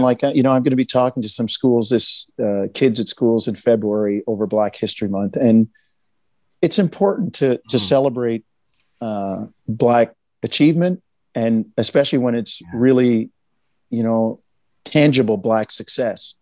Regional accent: Jamaica; we're Jamaican.

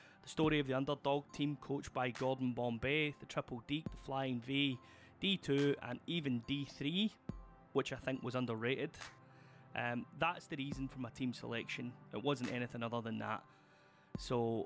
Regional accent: Glasgow, Scotland, United Kingdom; I'm from Glasgow, Scotland.

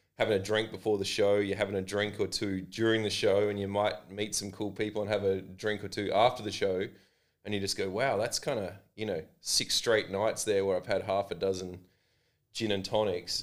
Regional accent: Adelaide, South Australia, Australia; this is my hometown

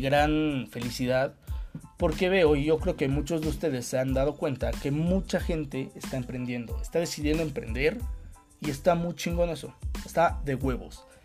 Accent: Mexico; hablando como mexicano

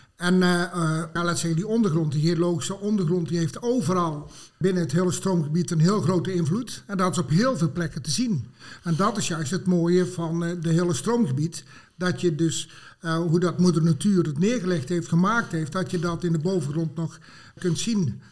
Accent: Het Groene Woud, North Brabant, Netherlands; ik ben geboren en getogen in het uh, Groene Woud

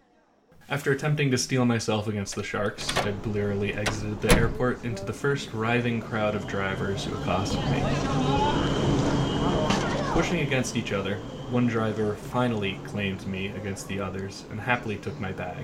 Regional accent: United States; moved away; also born or lived in New York; Wo shi mei guo ren, I am American.

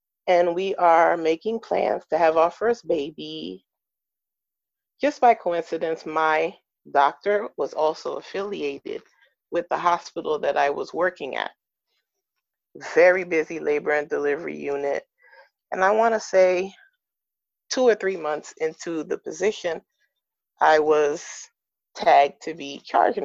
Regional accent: New York, United States; moved away as an adult; also born or lived in West Coast; I'm originally from New York, and we were moving out to the West Coast

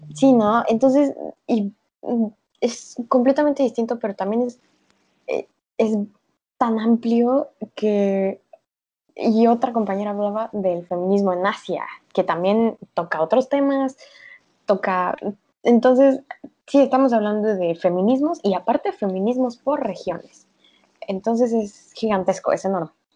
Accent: Mexico; soy mexicana, en un México patriarcal y machista

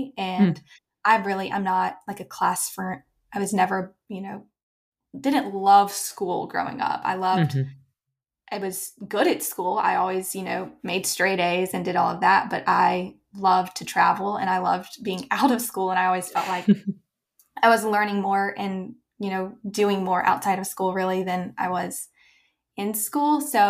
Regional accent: Mountain Brook, Alabama, United States; I grew up in Mountain Brook, Alabama, Birmingham area.

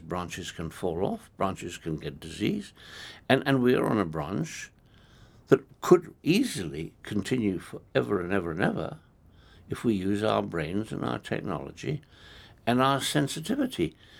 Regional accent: Kenya; I come from Africa. I come from a country that has got uh, a number of different religions

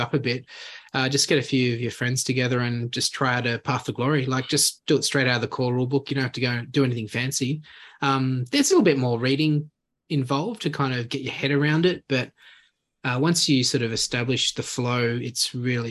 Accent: Sydney, New South Wales, Australia; also born or lived in Canberra; now in Goulburn, Australia; I've been living here for a couple of years now, originally from Sydney

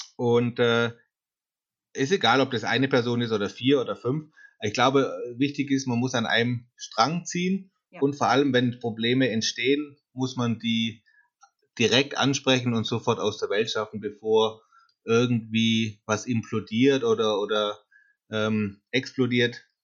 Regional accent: Karlsruhe, Baden-Württemberg, Germany; ich komme aus dem Süden, Karlsruhe

